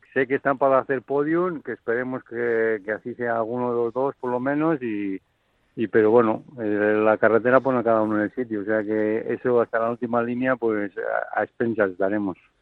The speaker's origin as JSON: {"language": "Spanish", "region": "Basque Country", "country": "Spain", "said": "nos juntamos en los chocos como buenos vascos"}